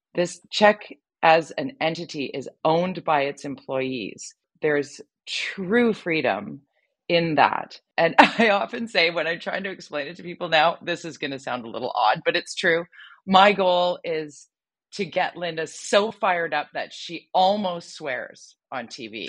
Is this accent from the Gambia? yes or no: no; Vancouver, British Columbia, Canada; my hometown here in Vancouver